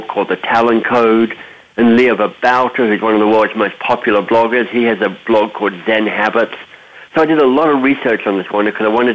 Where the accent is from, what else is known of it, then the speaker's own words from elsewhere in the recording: Australia; moved away; also born or lived in North America; I'm Australian by birth